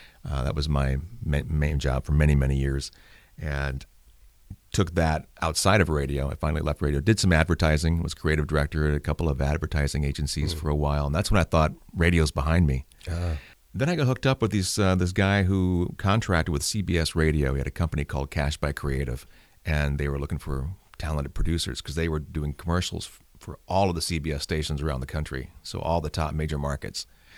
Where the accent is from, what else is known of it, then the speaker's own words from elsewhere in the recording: St. Louis, Missouri, United States; St. Louis. St. Louis County.